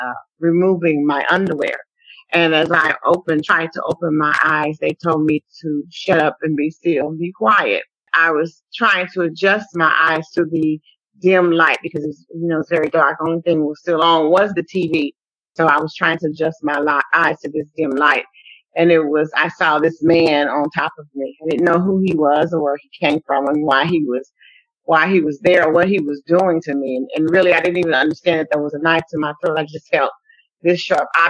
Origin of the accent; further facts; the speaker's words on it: Waco, Texas, United States; moved away; Waco is actually my hometown where I was born and bred, Texas